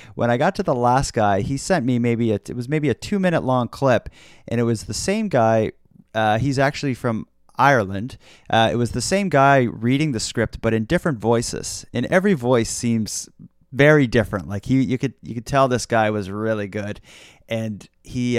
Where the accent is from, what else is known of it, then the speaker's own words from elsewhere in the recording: Nova Scotia, Canada; I've been born and raised in Nova Scotia. I've been here pretty much my uh, my whole life